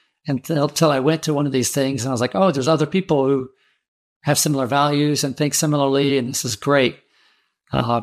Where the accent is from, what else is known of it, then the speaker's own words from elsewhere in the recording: Georgia, United States; I'm from Georgia